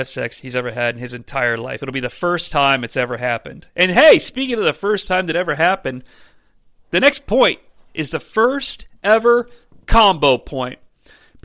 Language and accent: English; United States; I'm American